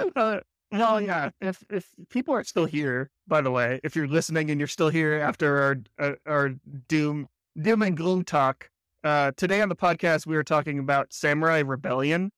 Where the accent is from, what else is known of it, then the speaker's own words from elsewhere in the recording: United States; I'm an American